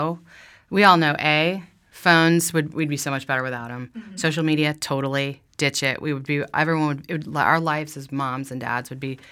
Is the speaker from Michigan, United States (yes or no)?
no; Florida, United States; I've done it. I grew up in Florida. I'm not afraid of fish.